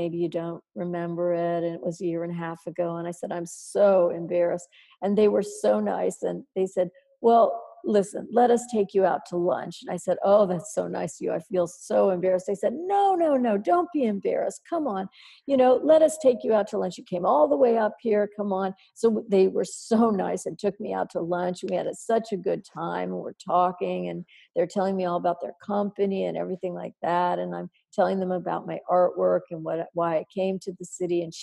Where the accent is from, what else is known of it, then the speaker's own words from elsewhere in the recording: Midwest, United States; Oh, but I'm from the Midwest. I'm the hardest worker you'll ever meet